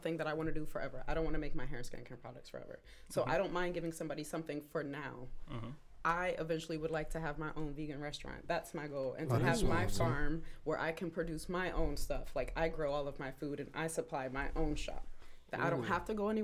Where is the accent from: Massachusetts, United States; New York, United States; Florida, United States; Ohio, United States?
Ohio, United States; Elyria; also born or lived in Cleveland, Ohio / West Virginia; I was born in Cleveland, raised in Elyria.